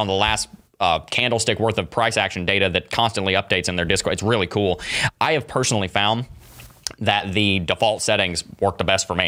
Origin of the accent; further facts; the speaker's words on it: Gatlinburg, Tennessee, United States; also born or lived in Knoxville, Tennessee; I was born in Gatlinburg